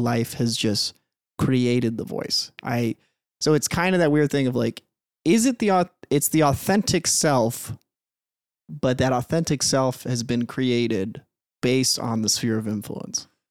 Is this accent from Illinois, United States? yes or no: yes; Peoria, Illinois, United States; now in Minnesota, United States; Grew up in Peoria, Illinois.